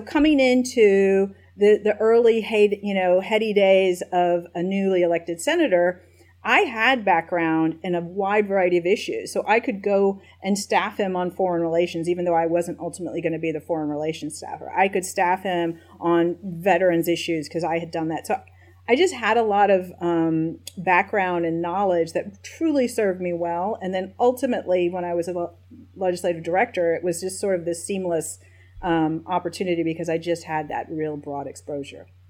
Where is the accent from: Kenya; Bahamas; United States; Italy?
United States; Nashville, Tennessee; also born or lived in East Lansing, Michigan; I was born in East Lansing, Michigan, but uh, quickly my family moved to Nashville, Tennessee. So I consider myself a Nashvillean first and foremost